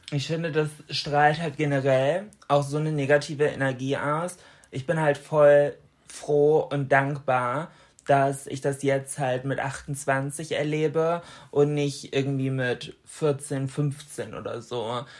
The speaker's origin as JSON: {"language": "German", "region": "Bremen", "country": "Germany", "said": "bei uns in Bremen"}